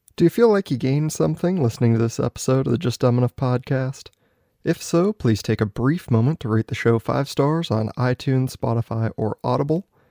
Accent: Oregon, United States; my home state, Oregon

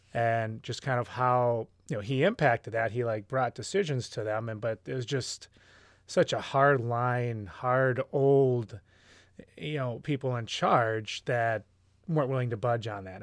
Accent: Hopkins, Minnesota, United States; moved away; I am a guy from Hopkins, and then came back to Hopkins, Minnesota

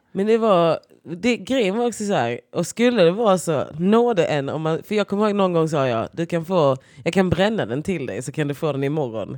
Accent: Skåne, Sweden; now in Stockholm, Sweden

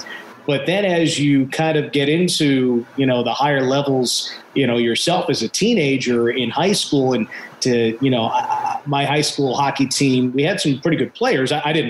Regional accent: New Jersey, United States; moved away as an adult; now in Las Vegas, United States; growing up in New Jersey, it's such a pro sports neck of the woods.

